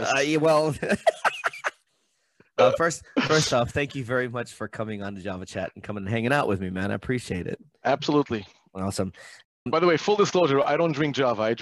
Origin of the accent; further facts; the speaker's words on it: Brooklyn, New York, United States; Born and raised in Brooklyn. My dad was born and raised in Brooklyn.